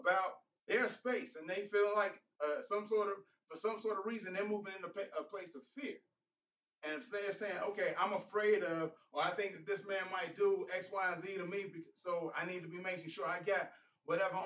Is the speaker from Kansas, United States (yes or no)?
no; Chicago, Illinois, United States; moved away; I'm from Chicago.